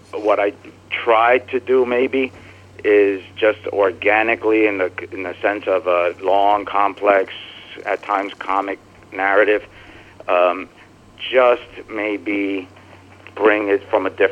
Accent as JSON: {"language": "English", "region": "New Jersey", "country": "United States", "also_born_or_lived": "Brooklyn", "said": "I'm from New Jersey. I live in Jersey. I've lived in Brooklyn."}